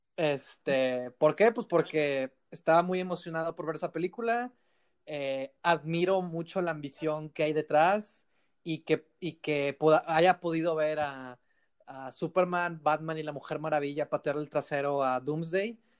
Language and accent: Spanish; Mexico